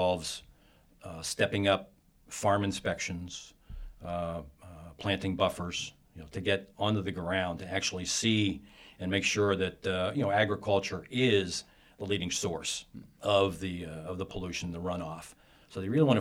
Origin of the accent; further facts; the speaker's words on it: Pennsylvania, United States; I'm from Pennsylvania